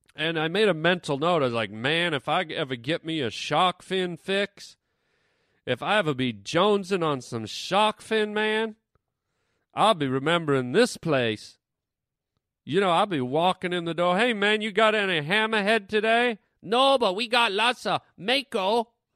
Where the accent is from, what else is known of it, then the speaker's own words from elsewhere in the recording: Canada; I'm Canadian